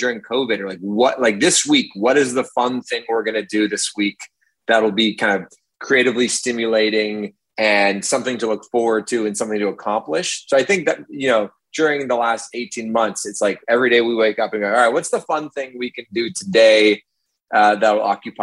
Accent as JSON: {"language": "English", "town": "Toronto", "region": "Ontario", "country": "Canada", "tie": "born or raised there", "also_born_or_lived": "Hamilton", "said": "I grew up in Toronto and then I went to Hamilton for university"}